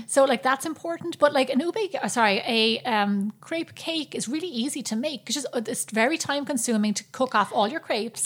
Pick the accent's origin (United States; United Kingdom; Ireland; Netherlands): Ireland; growing up in Ireland